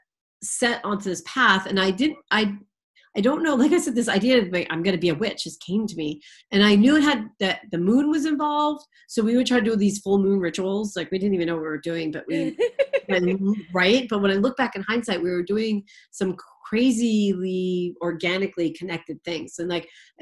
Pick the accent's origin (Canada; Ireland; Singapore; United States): United States; Boston, Massachusetts; I'm from the Boston area